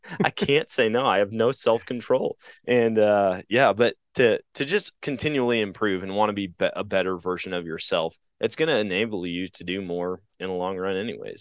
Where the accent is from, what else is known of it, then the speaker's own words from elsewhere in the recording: Eau Claire, Wisconsin, United States; at my hometown mall growing up, it was called the Oakwood Mall in Eau Claire, Wisconsin